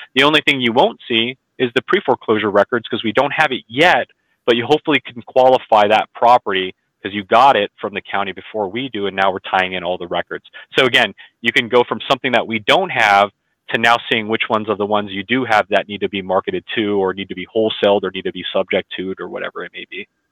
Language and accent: English; California, United States; I'm from California, we do auctions every business day